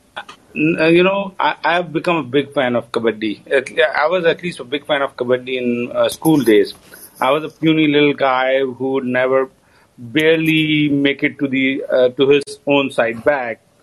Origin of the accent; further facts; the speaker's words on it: India; now in United States; being Indian